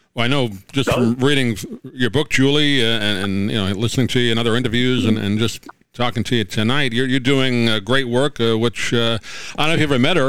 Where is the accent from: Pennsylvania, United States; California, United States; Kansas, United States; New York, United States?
New York, United States; I grew up in New York